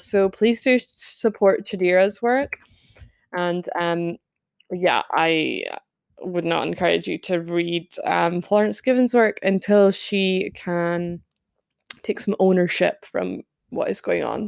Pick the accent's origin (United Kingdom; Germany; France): United Kingdom; Scotland; I'm Scottish